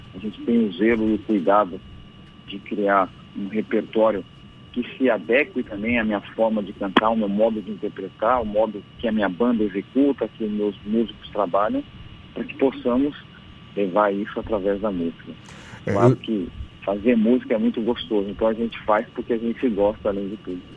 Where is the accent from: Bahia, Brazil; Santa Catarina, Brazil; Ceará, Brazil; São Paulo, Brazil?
São Paulo, Brazil; Eu cresci num coral em São Paulo